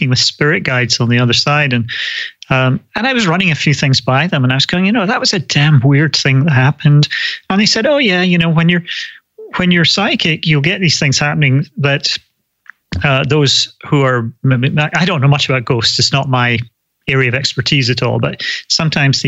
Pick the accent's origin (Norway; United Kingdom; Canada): United Kingdom; Scotland; also born or lived in London / California; now in United States; I grew up in Scotland, lived for a long time in London, and then moved to the States